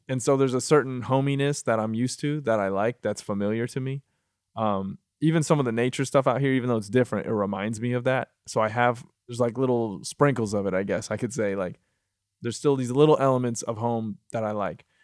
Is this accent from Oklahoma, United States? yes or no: no; Michigan, United States; moved away as an adult; also born or lived in Miami / New York; now in Los Angeles, United States; I'm from Michigan